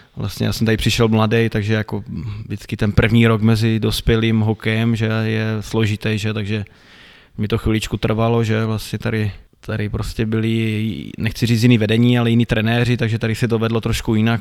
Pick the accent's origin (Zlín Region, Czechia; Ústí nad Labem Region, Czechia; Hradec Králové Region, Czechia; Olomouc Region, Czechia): Olomouc Region, Czechia; Šumperk; moved away as an adult; also born or lived in Plzeň / Pardubice; Narodil jsem se tady vlastně, že v mládeží jsem tady prošel